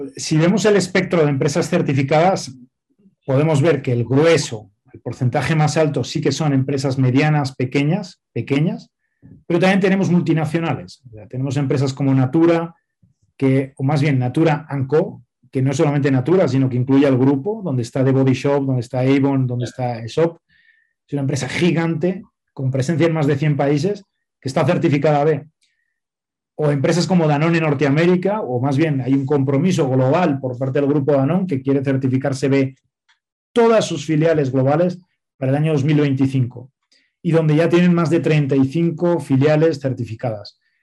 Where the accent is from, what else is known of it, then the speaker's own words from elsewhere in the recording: Spain; moved away as an adult; now in Mexico; yo soy español, nací en España eh, ya hace 47 años